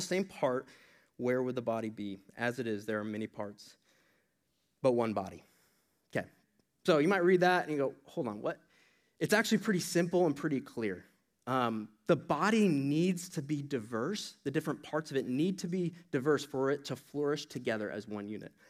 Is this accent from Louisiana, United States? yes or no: no; Iowa, United States; that's my home state.